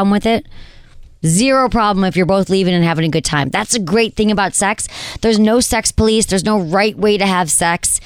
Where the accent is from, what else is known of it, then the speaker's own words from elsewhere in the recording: Michigan, United States; accent: Michigan; my Michigan accent comes out